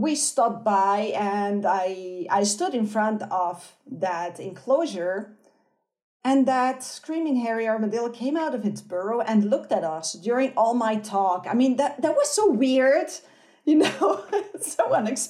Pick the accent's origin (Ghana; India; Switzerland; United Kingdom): Switzerland; moved away as an adult; also born or lived in Brazil; now in Argentina; I'm Swiss. So I grew up in Switzerland and some other countries